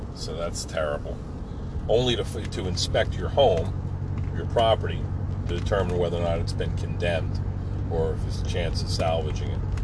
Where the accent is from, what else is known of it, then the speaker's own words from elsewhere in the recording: Pine Barrens, New Jersey, United States; growing up in the Pine Barrens